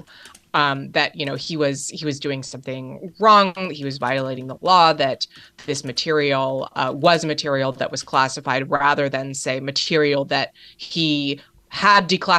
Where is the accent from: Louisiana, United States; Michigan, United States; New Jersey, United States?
New Jersey, United States; Bedminster, New Jersey, which I have to say is in my home state, so I have a bit of state pride there